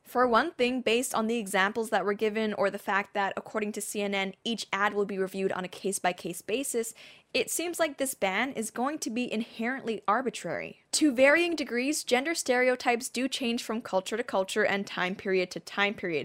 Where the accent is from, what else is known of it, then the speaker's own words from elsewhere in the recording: Hong Kong; also born or lived in Surrey, United Kingdom; growing up in Hong Kong, we were legit a British colony